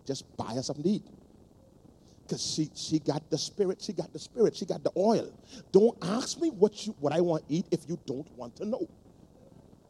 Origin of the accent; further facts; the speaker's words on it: Nassau, New Providence, Bahamas; I grew up in Palm Beach Street.